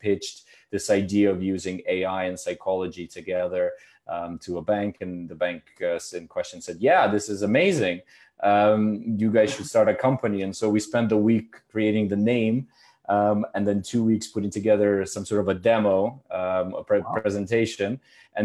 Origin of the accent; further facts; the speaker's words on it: Canada; moved away as an adult; also born or lived in Ukraine / Germany / India / United States; I was born in Ukraine, grew up in Canada